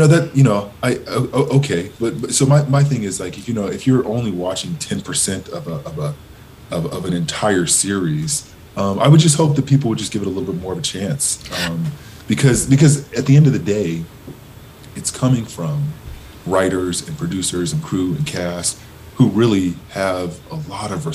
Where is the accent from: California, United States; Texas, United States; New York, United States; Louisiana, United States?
California, United States; Southern; I grew up in Southern California really enamored with the Lakers